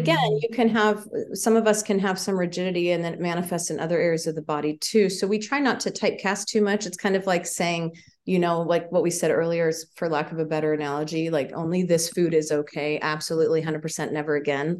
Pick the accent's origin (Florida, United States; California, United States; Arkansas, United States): California, United States; Palo Alto; now in Santa Barbara, United States; I was born in Palo Alto.